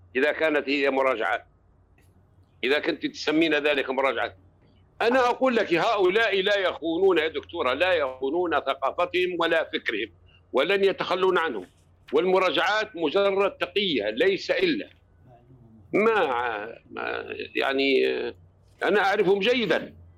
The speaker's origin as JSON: {"language": "Arabic", "town": "Tripoli", "region": "Tripoli District", "country": "Libya", "said": "عندنا في طرابلس"}